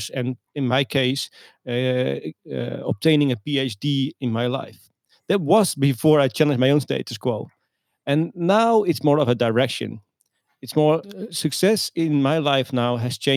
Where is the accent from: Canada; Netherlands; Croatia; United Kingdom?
Netherlands; Leeuwarden, Friesland; I was born and raised in the Netherlands, in Leeuwarden, a city in the northern part of the Netherlands.